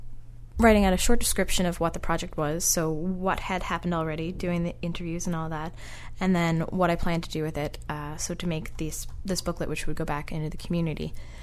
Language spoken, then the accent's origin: English; Petty Harbor, Newfoundland and Labrador, Canada; that's kind of like a fantastic little hilarious memory of growing up in Petty Harbor.